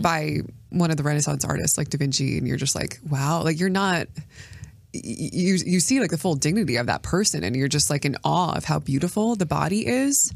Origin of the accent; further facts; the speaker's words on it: United States; as an American